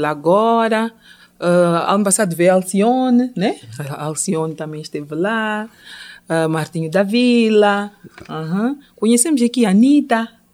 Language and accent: Portuguese; southern Mozambique, Mozambique; first language Changana; Portuguese is a second language; Xangana é minha língua materna é do sul de Moçambique, Maputo e Gaza